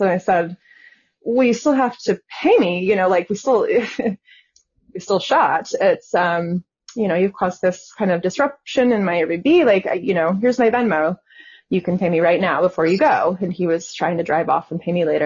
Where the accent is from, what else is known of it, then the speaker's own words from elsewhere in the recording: Southwest, United States; I'm from the Southwest